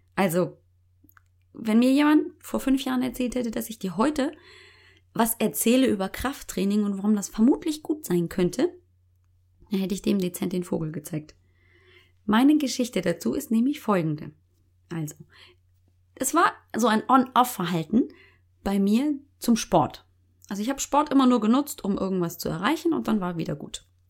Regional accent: Munich, Bavaria, Germany; accent: Bavarian; Geboren, aufgewachsen, original Münchner Kindel

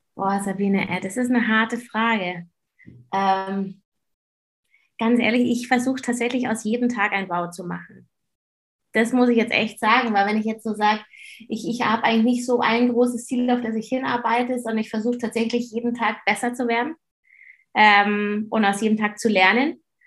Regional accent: Germany; bei uns in Deutschland

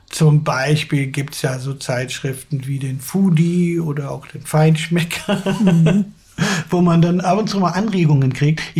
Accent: Cologne, North Rhine-Westphalia, Germany; dann ist man auch mal gerne mal als Kölner für eine kurze Zeit Tourist

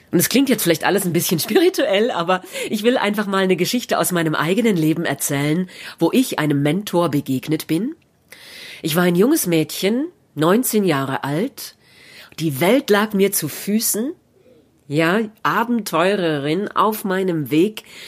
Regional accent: Germany; Märchen aus meiner Heimat

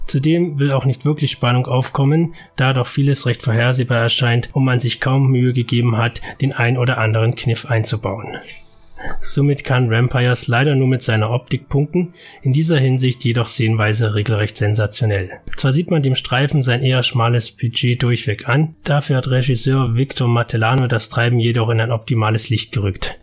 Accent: Germany; bei uns in Deutschland

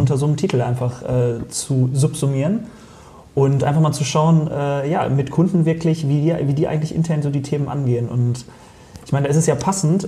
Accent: Detmold, North Rhine-Westphalia, Germany; also born or lived in Lemgo; now in Solingen, Germany; ich bin am, am Fuße des Hermannsdenkmals aufgewachsen.

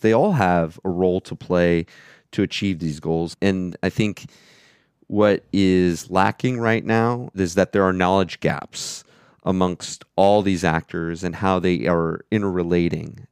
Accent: Florida, United States; moved away as an adult; also born or lived in Alaska / New York City; now in Vienna, Austria; I grew up in Florida, um, but I lived in Alaska for 10 years, um, as well as living in New York City

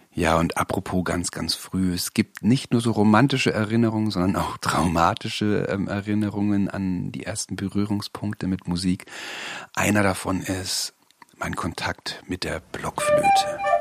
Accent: Bavaria, Germany; bin ich in Bayern groß geworden

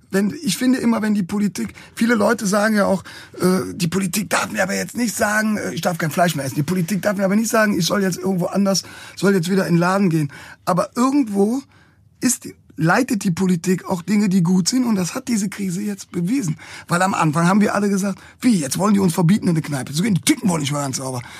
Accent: Cologne, North Rhine-Westphalia, Germany; da sind wir als Kölner schon ziemlich im Fokus.

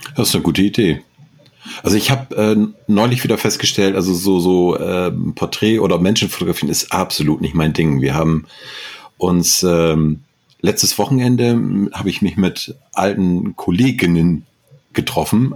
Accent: Northern Germany, Germany; als Norddeutscher

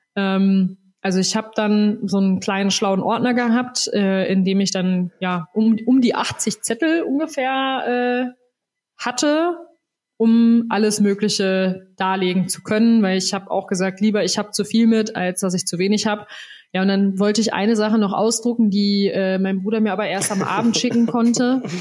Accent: Soest, North Rhine-Westphalia, Germany; now in Bavaria, Germany; in meiner Heimat in Soest

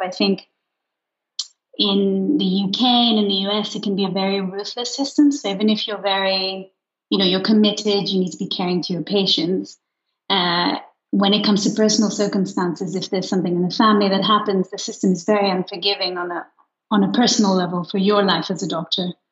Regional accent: Luxembourg; moved away as an adult; I grew up in Luxembourg

